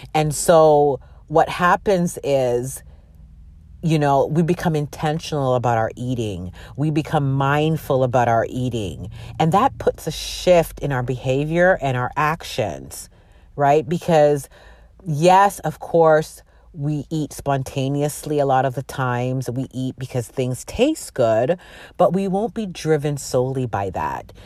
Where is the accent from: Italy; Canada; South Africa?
Canada; also born or lived in Jamaica (ancestry); I'm from Jamaican descent. My parents are from Jamaica, and they migrated, uh, to Canada, and that's where I was born